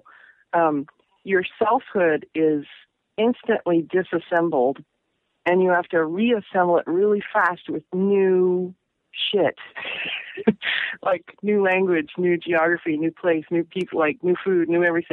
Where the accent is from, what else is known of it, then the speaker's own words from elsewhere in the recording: Pacific Northwest, United States; also born or lived in Massachusetts / New York / Florida / Ohio; I grew up in the Northwest, and I've always come back, and cumulatively, I've lived here the most number of years